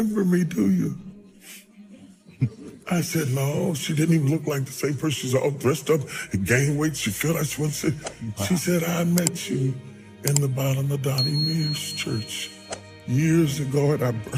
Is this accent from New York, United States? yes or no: no; West Virginia, United States; I'm a country boy. I'm from West Virginia.